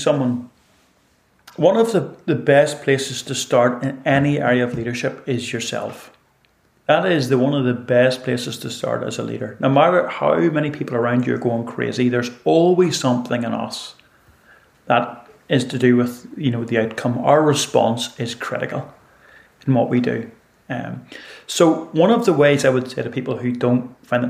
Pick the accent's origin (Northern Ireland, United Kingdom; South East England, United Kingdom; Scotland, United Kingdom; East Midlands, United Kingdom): Northern Ireland, United Kingdom; I grew up in Ireland